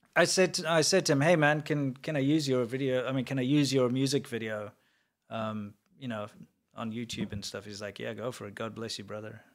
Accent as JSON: {"language": "English", "country": "South Africa", "also_born_or_lived": "Shenzhen, China", "moved": "yes", "said": "I'm South African"}